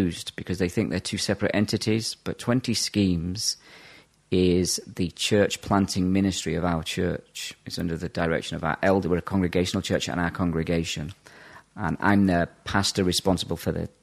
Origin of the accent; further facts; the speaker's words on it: Yorkshire and the Humber, United Kingdom; also born or lived in Ireland / Brazil / south of England; I grew up in Yorkshire